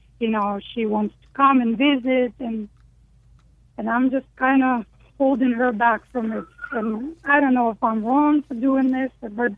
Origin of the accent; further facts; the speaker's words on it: Ukraine; I am from Ukraine.